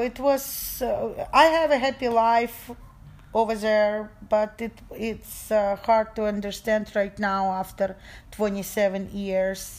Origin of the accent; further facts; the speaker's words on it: Ukraine; English is a second language; moved away as an adult; now in Oregon, United States; I left everything I loved. Most of my friends stay in Ukraine